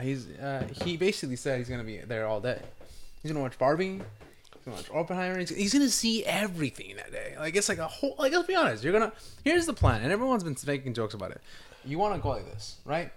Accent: California, United States; I'm from Cali.

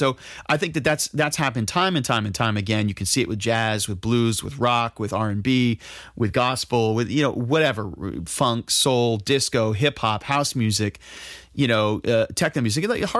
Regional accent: New York, United States; And I'm from New York. I'm from New York.

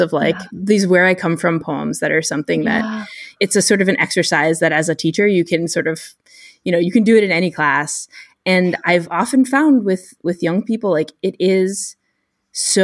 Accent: United States; I'm an American Jew

